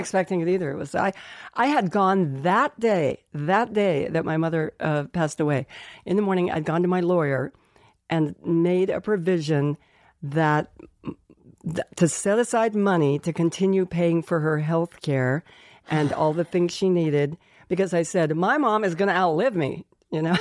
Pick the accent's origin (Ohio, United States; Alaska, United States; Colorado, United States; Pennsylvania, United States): Colorado, United States; Colorado Springs; moved away; we grew up in Colorado Springs, Colorado